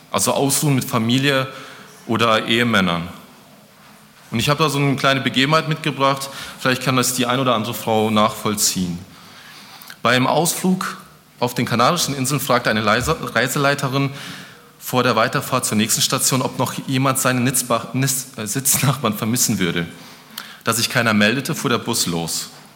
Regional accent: Germany; ich bin auch Deutscher

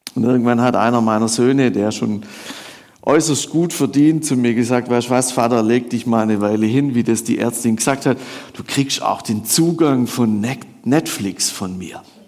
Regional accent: Swabia, Baden-Württemberg, Germany; ich würde als Schwabe würde ich sagen, ich komme da so von der Alp runter

